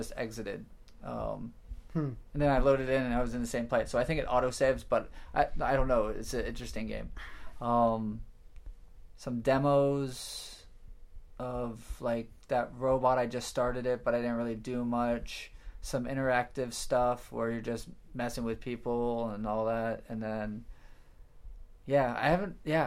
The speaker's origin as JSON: {"language": "English", "region": "Florida", "country": "United States", "said": "I'm from Florida"}